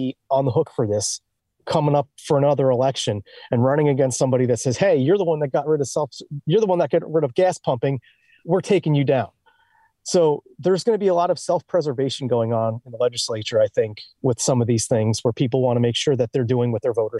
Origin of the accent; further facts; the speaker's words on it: New Jersey, United States; Like, hey, we're from Jersey. We're the only ones who don't have to pump our own gas.